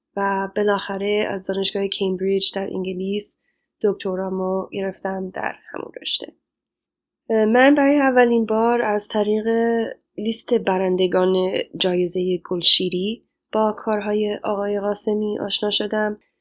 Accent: Los Angeles, California, United States; Persian is a second language; moved away as an adult; also born or lived in Chicago / Cambridge; now in Rhode Island, United States; من پیش جامعه بزرگی از ایرانیان مقیم خارج از کشور در لس آنجلس بزرگ شدم

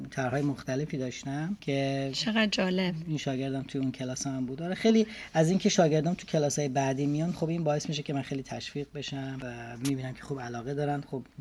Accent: Iran; moved away as an adult; now in United States; بعد که دیگه از ایران اومدم بیرون

